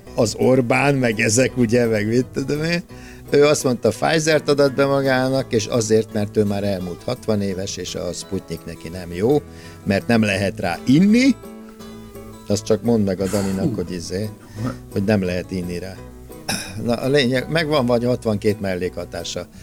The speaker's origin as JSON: {"language": "Hungarian", "country": "Hungary", "tie": "born or raised there", "said": "Egy olyan országba születtünk"}